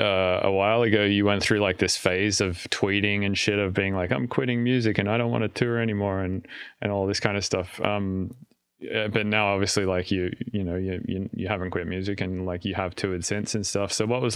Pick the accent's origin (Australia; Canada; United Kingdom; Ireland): Australia; now in United States; so I can't get TSA pre or global entry or whatever, because I'm Australian.